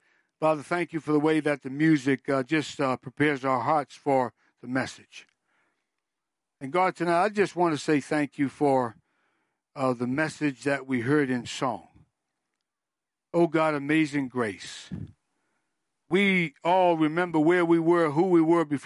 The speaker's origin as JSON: {"language": "English", "region": "Massachusetts", "country": "United States", "moved": "yes", "said": "I'm from Massachusetts"}